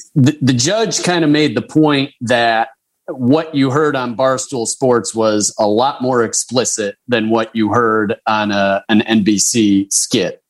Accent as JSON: {"language": "English", "town": "Chicago", "region": "Illinois", "country": "United States", "tie": "born or raised there", "said": "I am a Cub fan, and I grew up near Wrigleyville."}